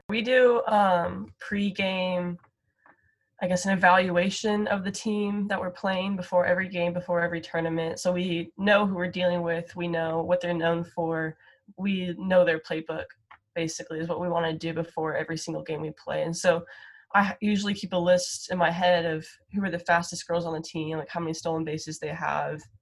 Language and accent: English; Frisco, Texas, United States; I grew up in Frisco